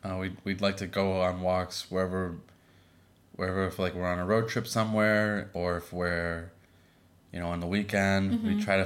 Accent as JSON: {"language": "English", "town": "Boston", "region": "Massachusetts", "country": "United States", "tie": "born or raised there", "also_born_or_lived": "Los Angeles", "moved": "as an adult", "lives_now": "San Diego, United States", "said": "As Ruby said, that's my wife. I'm her husband. I'm originally from Boston, Massachusetts, and went to school there, grew up there with a Greek family."}